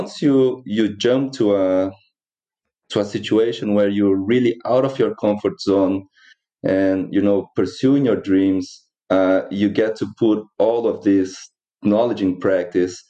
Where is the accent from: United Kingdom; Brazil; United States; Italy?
Brazil; moved away as an adult; now in New Zealand; I was born in Brazil